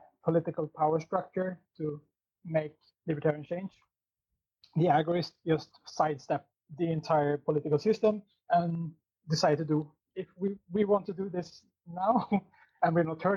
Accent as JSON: {"language": "English", "country": "Sweden", "moved": "yes", "lives_now": "Norway", "said": "in my home country in Sweden, which is like 3 hours from where I'm sitting right now."}